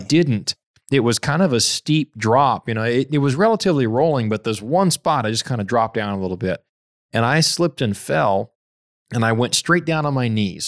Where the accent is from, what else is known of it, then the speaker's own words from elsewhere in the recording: Fiji; moved away; growing up in Fiji, I, I was barefoot all the time